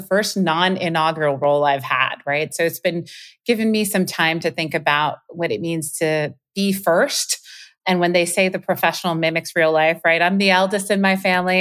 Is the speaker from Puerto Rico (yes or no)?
yes; Puerto Rico; moved away; culturally how I grew up. in Puerto Rico.